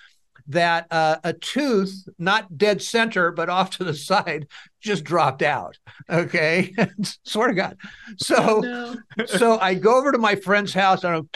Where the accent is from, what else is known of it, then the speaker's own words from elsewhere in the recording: Fresno, California, United States; I'm from Fresno. I was born and raised here.